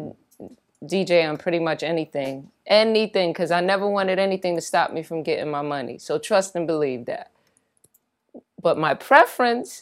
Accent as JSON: {"language": "English", "town": "New York City", "region": "New York", "country": "United States", "tie": "born or raised there", "said": "Born and raised in the Bronx"}